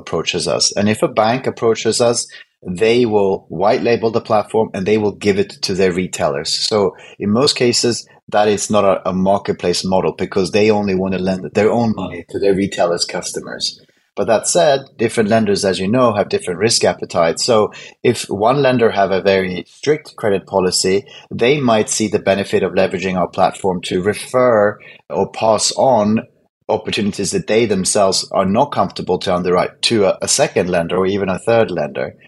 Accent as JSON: {"language": "English", "country": "Sweden", "moved": "as an adult", "lives_now": "London, United Kingdom", "said": "I moved from Sweden in 2004 to London. And because I'm Swedish"}